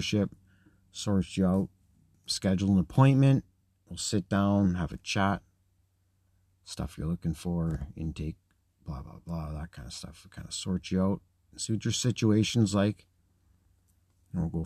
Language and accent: English; Scotland, United Kingdom; I'm Scottish